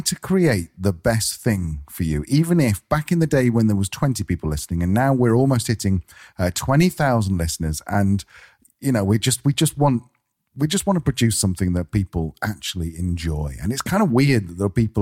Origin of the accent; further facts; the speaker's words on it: United Kingdom; moved away; I'm being British